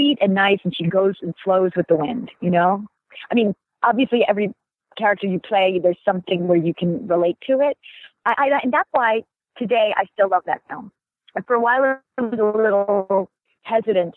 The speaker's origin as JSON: {"language": "English", "country": "United States", "said": "a person from our country"}